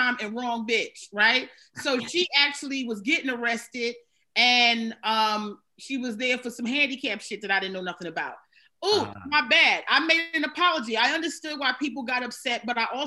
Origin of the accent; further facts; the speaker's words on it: Maryland, United States; moved away as an adult; now in New York, United States; I'm from Maryland because I think I have such a New York vibe. But I mean, I've been here like 20 years